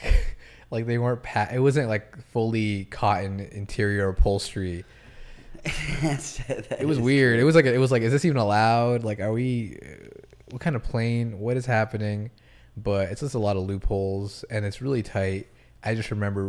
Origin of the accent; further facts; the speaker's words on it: Westborough, Massachusetts, United States; also born or lived in Rhode Island / North Carolina / Washington, D.C.; now in Los Angeles, United States; raised in Massachusetts